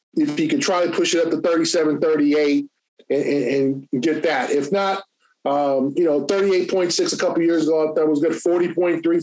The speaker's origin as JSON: {"language": "English", "town": "Los Angeles", "region": "California", "country": "United States", "tie": "born or raised there", "said": "I'm from Los Angeles. I grew up five minutes from the forum"}